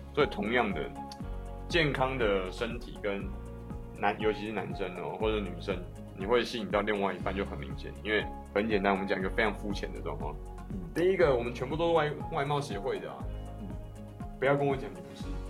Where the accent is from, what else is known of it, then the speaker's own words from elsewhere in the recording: Taiwan; 我一个台湾人